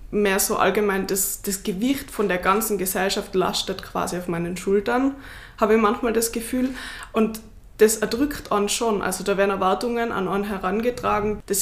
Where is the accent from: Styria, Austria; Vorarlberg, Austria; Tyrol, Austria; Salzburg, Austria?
Tyrol, Austria; Also meine Eltern und Großeltern würden das verleugnen, weil natürlich bin ich wie jedes Kind in Tirol oder fast jedes Kind in Tirol mit drei auf die Ski gestanden.